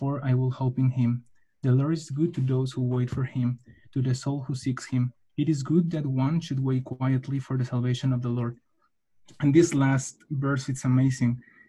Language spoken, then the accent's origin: English; Mexico City, Mexico; moved away as an adult; now in Switzerland; I'm from Mexico, Mexico City